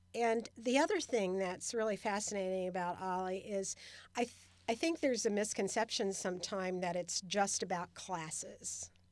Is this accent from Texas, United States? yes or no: no; Cincinnati, Ohio, United States; moved away as an adult; also born or lived in Redwood City, California / Sacramento, California; now in Stockton, United States; I grew up in Cincinnati, Ohio. and I moved to California with my first husband in nineteen seventy-three